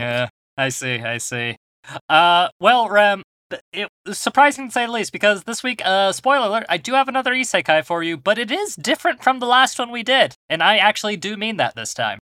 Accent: United States; We're American.

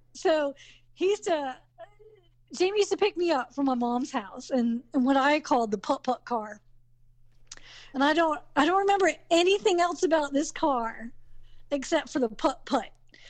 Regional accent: the South, United States; accent: Southern; And because I have a very Southern, not a Georgian accent. I don't sound like I'm from Georgia.

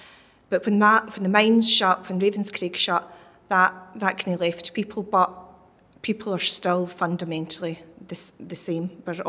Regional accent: Bellshill, Scotland, United Kingdom; I was brought up in Bells Hill under a Thatcher government.

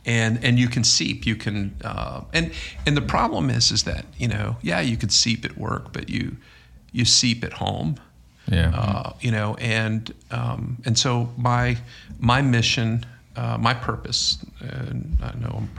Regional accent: Dinwiddie County, Virginia, United States; I'm the guy who eats roadkill, man. I'm from Dinwiddie County.

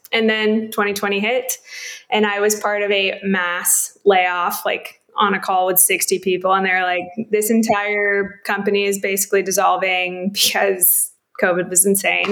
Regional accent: Coppell, Texas, United States; moved away as an adult; also born or lived in California; I'm from Dallas, Texas, right outside a little suburban town called Coppell. Grew up there

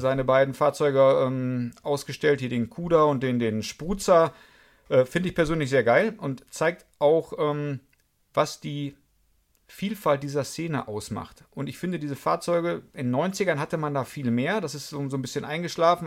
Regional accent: Münster, North Rhine-Westphalia, Germany; also born or lived in Karlsruhe; Ich bin gebürtiger Münsteraner, komme aber nicht aus diesem Vorort.

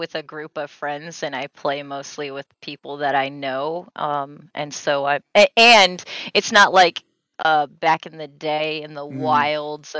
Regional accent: California, United States; I was born and raised. I was born in California.

